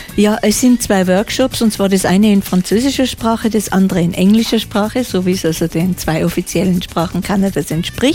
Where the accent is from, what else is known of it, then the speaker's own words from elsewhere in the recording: Austria; als Österreicher